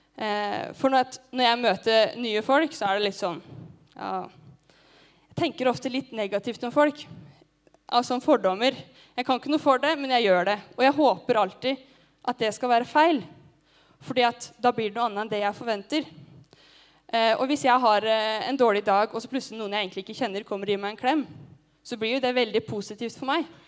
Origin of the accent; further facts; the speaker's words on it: Gjøvik, Innlandet, Norway; moved away; Hjemme på Gjøvik